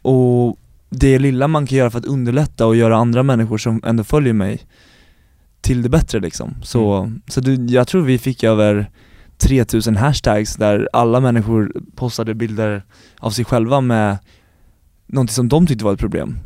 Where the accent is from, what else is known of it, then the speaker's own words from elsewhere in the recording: Stora Sundby, Södermanland, Sweden; Jag är uppvuxen utanför Eskilstuna, i Stora Sundby heter det